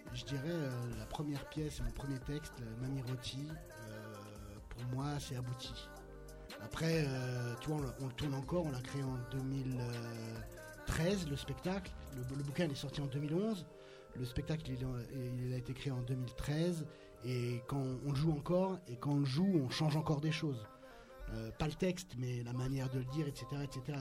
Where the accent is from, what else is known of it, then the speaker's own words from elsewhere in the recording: Torcy, Île-de-France, France; Moi, je viens de Torcy